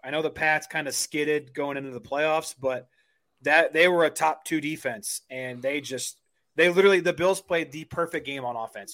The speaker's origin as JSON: {"language": "English", "town": "St. Louis", "region": "Missouri", "country": "United States", "said": "we're from St. Louis, so we used to be Rams fans"}